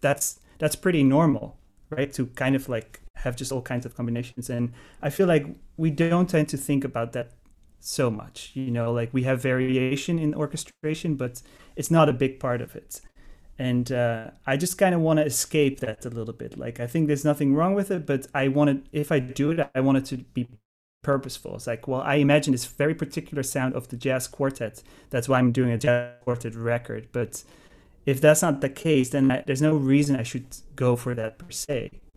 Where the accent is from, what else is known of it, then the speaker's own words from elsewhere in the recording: Netherlands; moved away as an adult; also born or lived in Amsterdam, Netherlands; now in New York, United States; I'm from Holland. Uh, I grew up in the Netherlands.